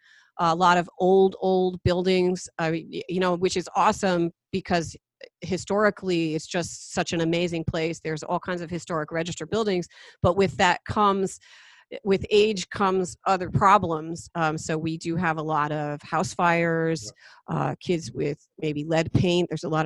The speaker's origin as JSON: {"language": "English", "region": "New Jersey", "country": "United States", "also_born_or_lived": "Pine Bush, New York", "moved": "yes", "said": "I went to Pine Bush High School, which is, you know, about 20 miles west of here. And I'm a transplant from New Jersey"}